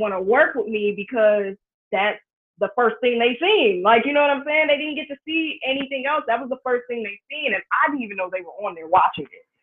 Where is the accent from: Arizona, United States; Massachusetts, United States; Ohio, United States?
Ohio, United States; Cincinnati; I'm originally from Ohio